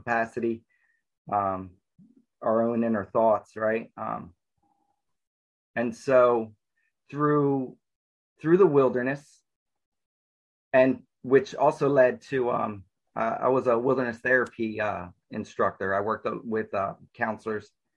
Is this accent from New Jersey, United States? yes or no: yes; New Jersey, United States; also born or lived in Newark, New Jersey; I was born and raised in New Jersey. I was born in Newark in the city. And then about 3 years old, my parents moved to South Jersey. So I grew up with a lot of woods and lakes around me